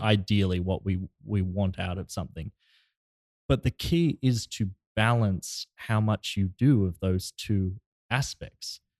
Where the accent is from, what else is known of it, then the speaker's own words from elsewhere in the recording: Australia; now in Los Angeles, United States; all the way from my home country.